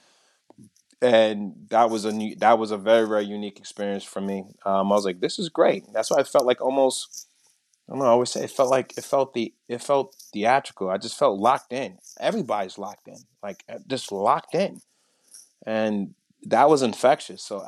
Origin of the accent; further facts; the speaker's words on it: New York City, New York, United States; I grew up in Brooklyn.